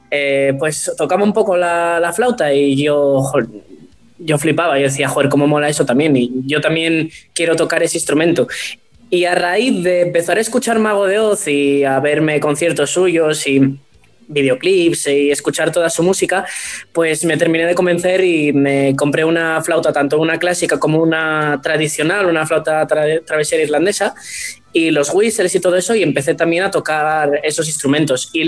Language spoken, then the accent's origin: Spanish; Asturias, Spain; empecé a tocar la gaita asturiana, porque bueno, mi, yo soy de Asturias, como mucha gente que me conozca sabe.